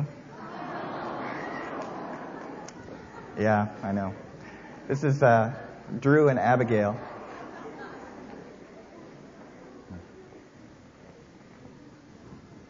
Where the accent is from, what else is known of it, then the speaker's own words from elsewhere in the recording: Canada; now in United States; I am Canadian.